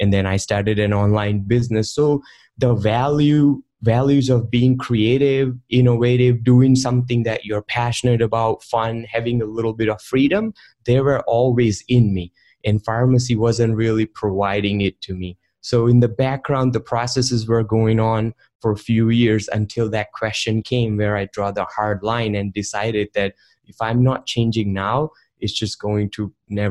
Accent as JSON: {"language": "English", "country": "India", "tie": "born or raised there", "moved": "yes", "said": "I grew up in India, and back in the day when I was 14, I was installing software"}